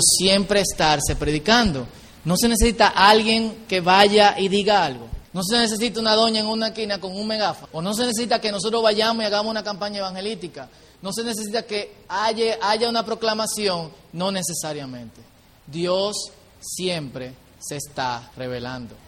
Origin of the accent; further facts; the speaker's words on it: Dominican Republic; como buen dominicano